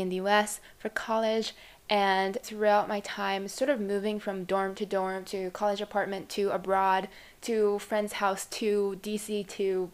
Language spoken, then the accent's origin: English; Japan; now in United States; I come from Japan, and in the environment I'm in particularly, which is a very average suburban area